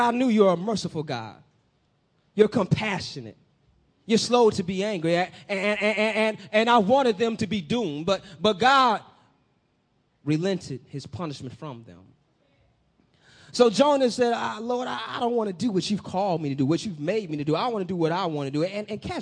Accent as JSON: {"language": "English", "town": "Peoria", "region": "Illinois", "country": "United States", "tie": "born or raised there", "said": "my city, my hometown, Pete Town, Peoria, that's where I'm from."}